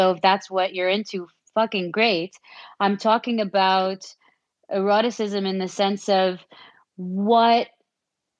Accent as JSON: {"language": "English", "country": "Saudi Arabia", "tie": "born or raised there", "said": "I was born and raised in Saudi Arabia"}